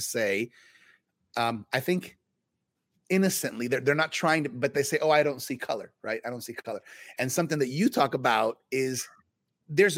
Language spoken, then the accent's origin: English; South Florida, United States; I was born in South Florida here in the U.S. My family's from Colombia